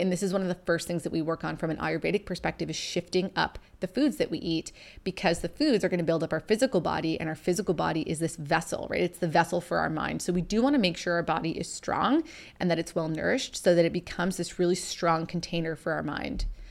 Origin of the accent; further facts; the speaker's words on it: Canada; originally, we're from Canada, so we're a long way from home.